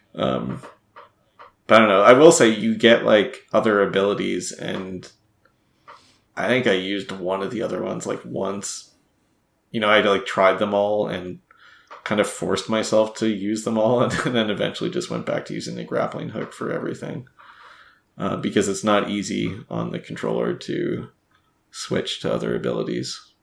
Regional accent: Canada; as a Canadian

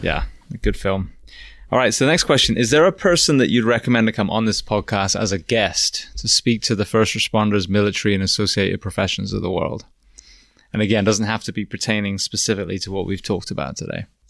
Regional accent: England, United Kingdom; now in Florida, United States; as an Englishman observing, when I first came over here

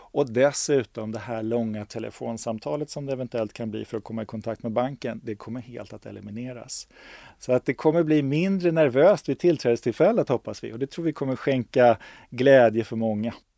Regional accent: Stockholm, Stockholm County, Sweden; jag är stockholmare, jag har bott i Stockholm hela mitt liv, jag är från Stockholm

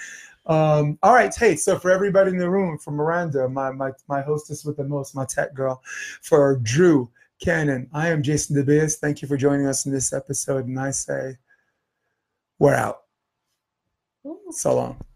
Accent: New York, United States; I'm from New York

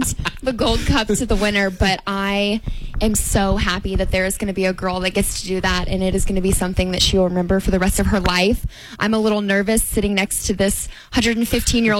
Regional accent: Madison, Indiana, United States; having the opportunity to be Miss Madison Regatta and to represent my hometown

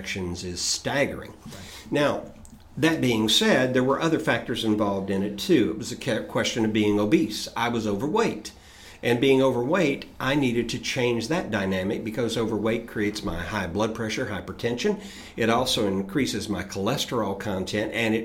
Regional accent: Chattanooga, Tennessee, United States; I grew up in Southeast Tennessee in Chattanooga

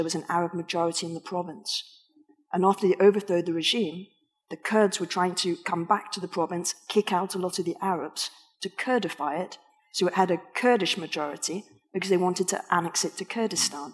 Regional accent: England, United Kingdom; I'm … from England

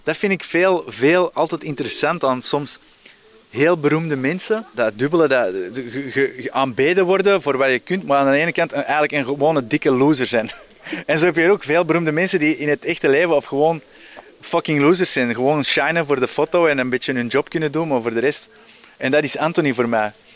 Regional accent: Antwerp, Flanders, Belgium; ik ben zelf opgegroeid in Antwerpen.

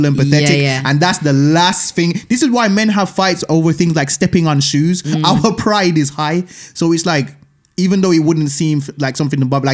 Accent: Birmingham, West Midlands, United Kingdom; I'm coming from Brom

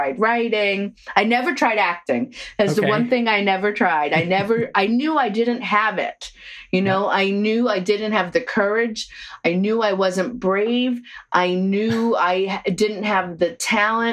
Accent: Long Island, New York, United States; I grew up on Long Island.

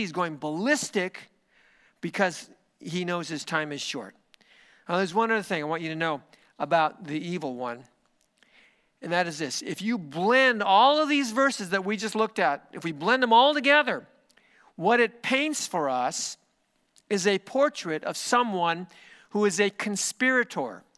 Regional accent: United States; my country, which is the United States of America

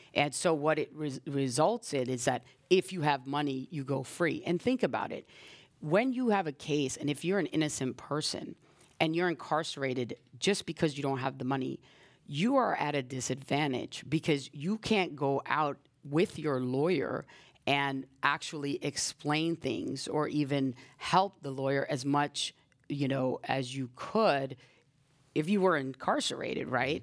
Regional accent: New York, United States; moved away as an adult; now in San Francisco, United States; I grew up in, in New York, in the South Bronx

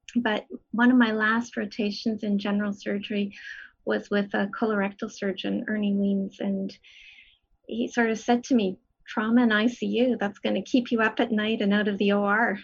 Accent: Edmonton, Alberta, Canada; moved away as an adult; now in Toronto, Canada; I grew up in Edmonton. I was born in Edmonton, raised there

